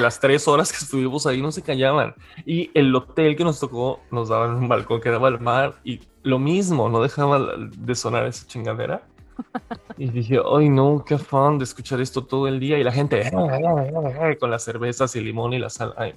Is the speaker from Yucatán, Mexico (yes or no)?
yes; Mérida, Yucatán, Mexico; soy Originario de Mérida, Yucatán